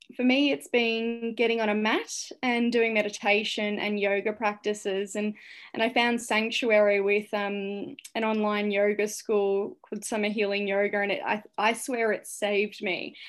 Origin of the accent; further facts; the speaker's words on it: St Albans, Victoria, Australia; also born or lived in Cambodia; my hometown of Saint Albans